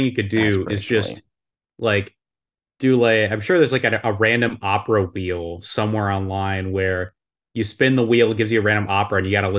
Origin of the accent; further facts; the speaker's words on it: United States; I'm an American man.